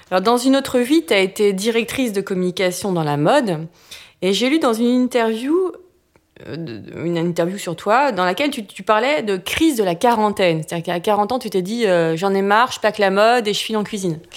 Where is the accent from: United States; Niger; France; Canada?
United States; moved away; j'ai grandi aux États-Unis.